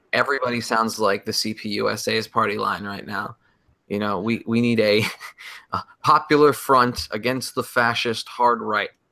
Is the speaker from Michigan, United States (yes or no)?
no; Connecticut, United States; moved away; I'm from Connecticut.